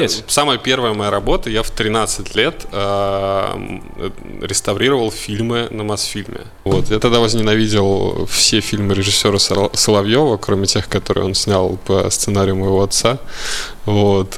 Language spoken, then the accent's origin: Russian; Moscow, Russia; я москвич. Э, хм. Вот не знаю, в каком поколении, блядь, но москвич